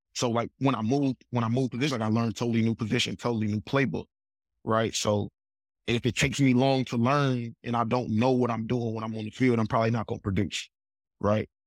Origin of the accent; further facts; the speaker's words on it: Huntsville, Alabama, United States; I'm from Huntsville, Alabama, my mom and dad, my, my mom's from Huntsville, my dad's from Georgia, I got one sister, and, you know, we just grew up